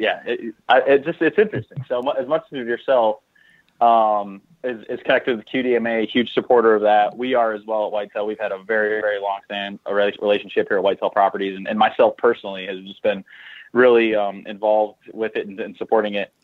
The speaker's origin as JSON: {"language": "English", "region": "Southwest Michigan", "country": "United States", "tie": "born or raised there", "said": "born and raised in Southwest Michigan. Absolutely love my roots there"}